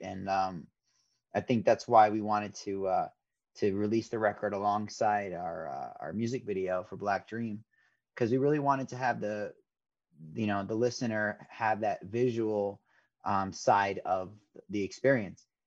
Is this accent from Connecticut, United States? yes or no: yes; Fairfield County, Connecticut, United States; growing up in Connecticut